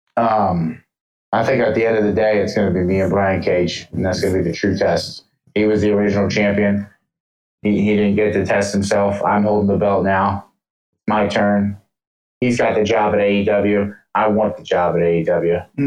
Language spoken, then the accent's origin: English; Atlanta, Georgia, United States; moved away; Atlanta, Georgia, where I was born, mind you. I was born in Atlanta in September 9th, 1993